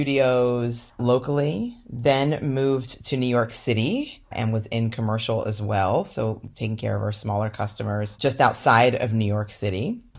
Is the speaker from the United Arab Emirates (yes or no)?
no; Nigeria; also born or lived in London, United Kingdom; now in United States; You know, I'm Nigerian by birth and grew up as a Nigerian immigrant in Western countries. So one in London, England, where I was born, and then moved to the United States.